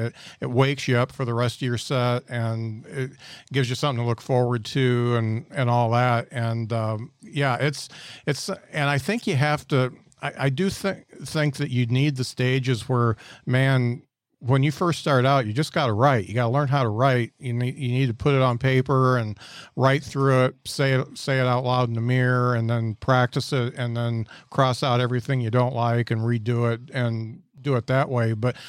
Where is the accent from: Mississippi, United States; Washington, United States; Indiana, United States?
Indiana, United States; now in Huntsville, United States; I come from Indiana and I moved down to Huntsville.